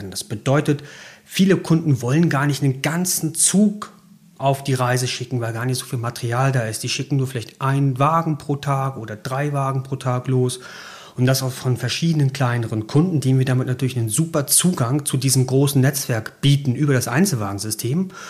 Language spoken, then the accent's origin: German; Rostock, Mecklenburg-Vorpommern, Germany; Ich bin gebürtiger Rostocker, also ein Nordlicht. Bin also äh, mit Ostseewasser großgezogen worden, Baujahr 78. Habe auch in Rostock studiert